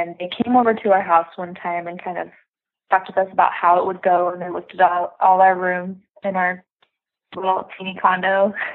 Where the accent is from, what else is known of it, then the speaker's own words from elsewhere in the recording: Utah, United States; moved away as an adult; also born or lived in Atlanta; now in Fort Worth, United States; we grew up in Utah.